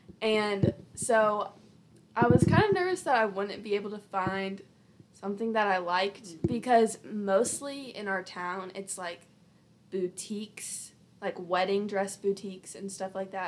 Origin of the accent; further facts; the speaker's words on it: Alabama, United States; We're from Alabama, and we still live in Alabama